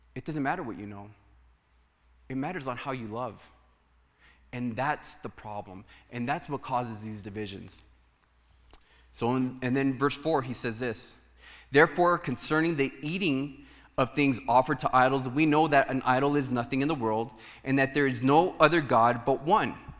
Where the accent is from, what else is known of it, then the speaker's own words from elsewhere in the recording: United States; for us as Americans